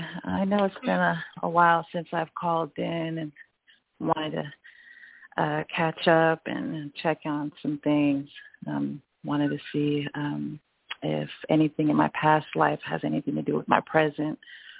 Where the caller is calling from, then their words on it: Griffin, Georgia, United States; I'm here in Georgia, Griffin.